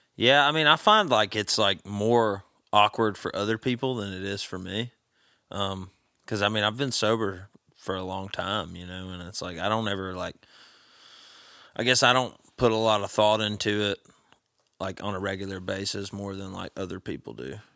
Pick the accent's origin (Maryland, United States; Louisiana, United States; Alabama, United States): Alabama, United States; Vestavia Hills; moved away as an adult; now in Nashville, United States; I grew up in a town called Vestavia.